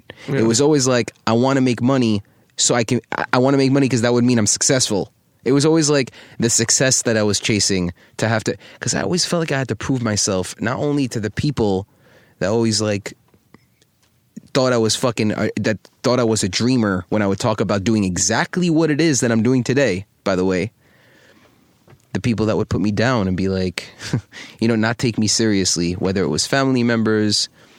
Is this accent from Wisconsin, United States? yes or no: no; New York City, New York, United States; I wish that everybody had the ability to live in the cultural climate that we lived in growing up in New York City, seeing all the different types of cultures and foods and fashion and style.